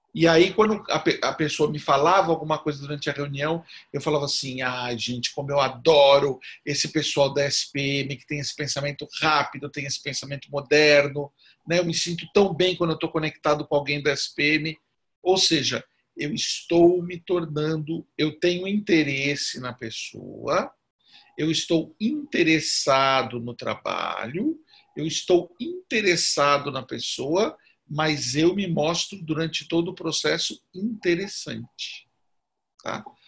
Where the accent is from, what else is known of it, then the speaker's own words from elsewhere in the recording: São Caetano do Sul, São Paulo, Brazil; eu sou de São Caetano